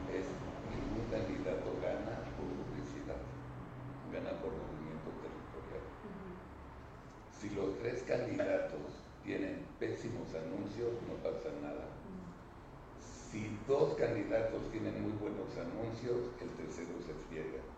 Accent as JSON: {"language": "Spanish", "town": "León", "region": "Guanajuato", "country": "Mexico", "said": "Yo soy de León"}